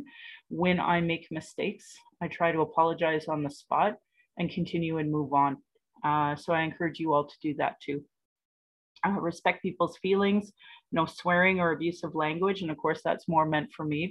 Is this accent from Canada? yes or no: yes; Calgary, Alberta, Canada; I was born here in Calgary